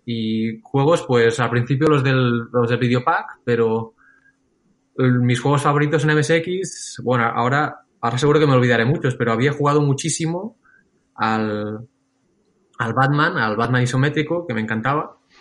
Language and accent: Spanish; Lloret de Mar, Catalonia, Spain; yo de crío vivía en Lloret de Mar